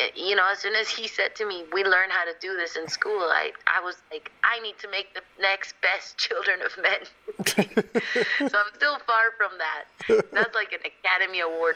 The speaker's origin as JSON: {"language": "English", "region": "Mexico City", "country": "Mexico", "tie": "born or raised there", "moved": "yes", "said": "that's like all my childhood, like growing up in Mexico City."}